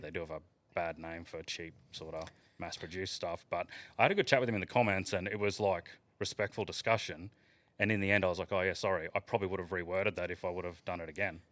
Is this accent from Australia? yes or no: yes; the Isa, Queensland, Australia; growing up in the Iser, there's a huge drinking culture